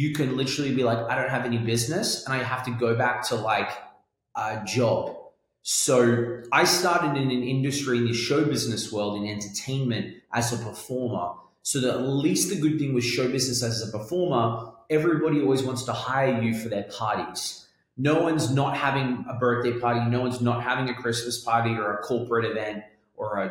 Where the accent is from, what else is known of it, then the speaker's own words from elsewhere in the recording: Australia; accent: Australian London; moved away; also born or lived in London; I was born in Australia